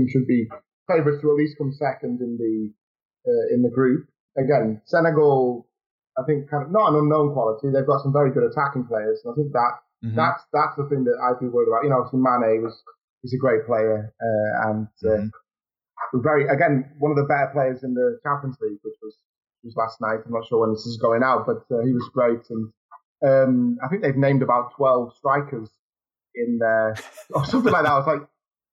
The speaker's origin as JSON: {"language": "English", "region": "England", "country": "United Kingdom", "moved": "yes", "lives_now": "Poland", "said": "as an English person living over here"}